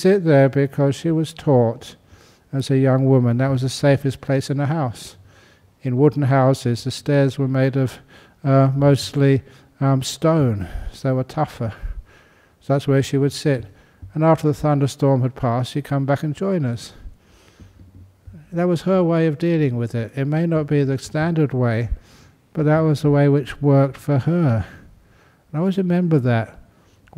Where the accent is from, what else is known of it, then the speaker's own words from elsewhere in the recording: London, United Kingdom; I was born in 1951 in London.